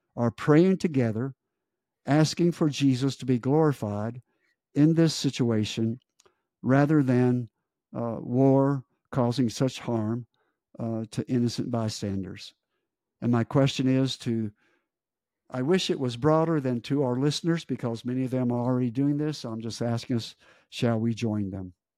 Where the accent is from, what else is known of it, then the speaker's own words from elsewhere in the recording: United States; as an American